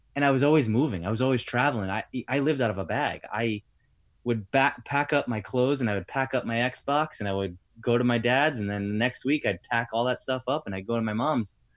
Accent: Rhode Island, United States; also born or lived in Tampa; now in New Jersey, United States; that's where I'm from originally.

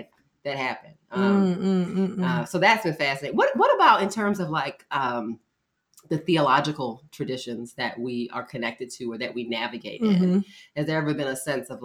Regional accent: Baltimore, Maryland, United States; I grew up in Baltimore

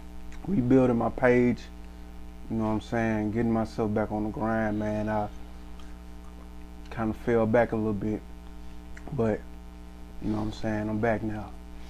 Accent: Nashville, Tennessee, United States; I'm from Petway Ave, man.

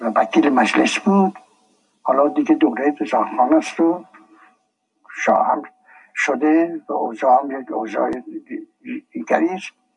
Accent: Tehran, Tehran Province, Iran; also born or lived in Shiraz; در تهران 1283 در تهران محله چال میدون بازار آهنگرها خونم خونم بود من در یک خانواده متوسط به دنیا آمدم

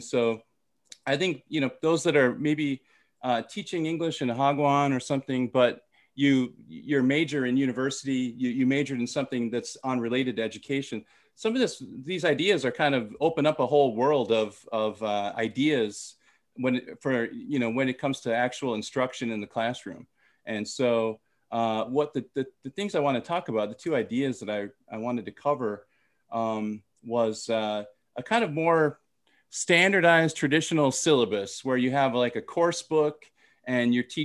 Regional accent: Minnesota, United States; also born or lived in Thailand; I'm from Minnesota

